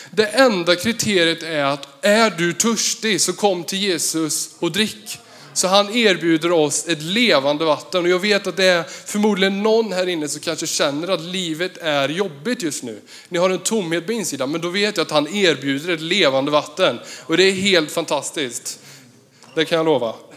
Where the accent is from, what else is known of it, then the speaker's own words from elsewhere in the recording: Vartofta/Värsås, Västra Götaland, Sweden; jag kommer ifrån Versås. det ligger ehm, 15-17 kilometer mot Jo.